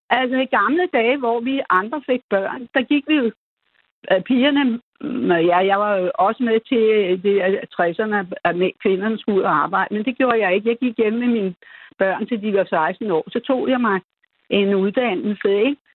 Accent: Denmark; vi er jo danskere

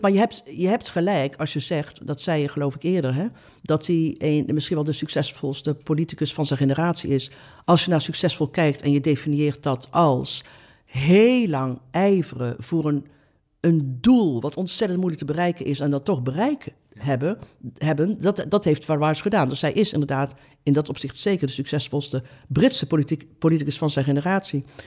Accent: Oosterhout, North Brabant, Netherlands; Oosterhout, waar ik vandaan kom

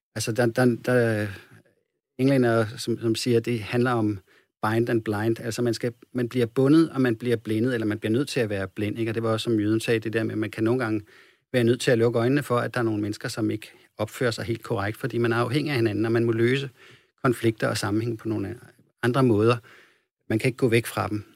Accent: Copenhagen, Capital Region of Denmark, Denmark; moved away; som jeg kommer fra København

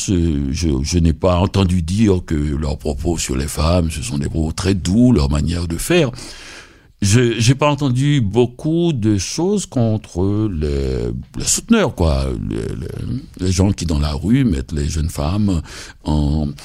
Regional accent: Haiti; moi, quand je venais d'Haïti.

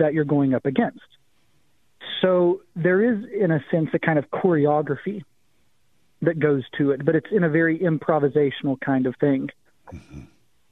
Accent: the Appalachian Mountains, United States; also born or lived in Missouri; now in Arizona, United States; I grew up in the Appalachian Mountains

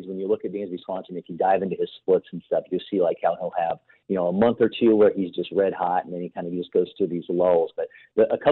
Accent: Ohio, United States; I grew up in Ohio

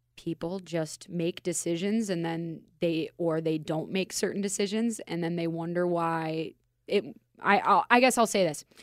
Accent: Minnesota, United States; accent: Minnesota; now in Las Vegas, United States; I'm from Minnesota, and as you can tell by my accent

